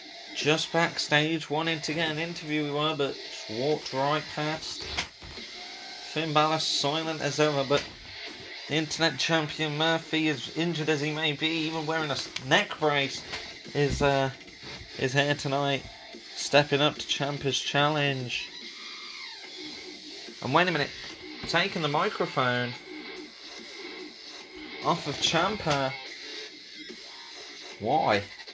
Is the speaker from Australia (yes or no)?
yes; Melbourne, Victoria, Australia; I am from Melbourne, Australia.